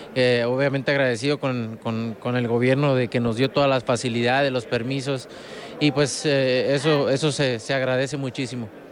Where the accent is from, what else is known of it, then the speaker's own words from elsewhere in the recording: Guadalajara, Jalisco, Mexico; moved away; mi tierra, en Jalisco